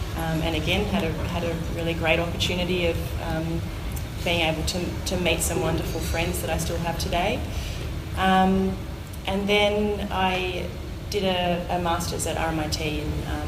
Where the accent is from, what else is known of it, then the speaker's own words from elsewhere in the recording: Moama, New South Wales, Australia; also born or lived in Melbourne; So I'm a local girl. I grew up here in Moama. I went to the local Moama Public School, did a couple of years of high school here, and then went off to boarding school in Melbourne.